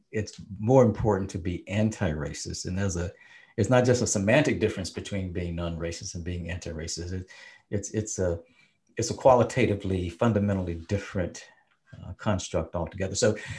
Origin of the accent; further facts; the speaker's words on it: Mississippi, United States; As a Black man growing up, a Black person growing up in Mississippi and having experienced Jim Crowism firsthand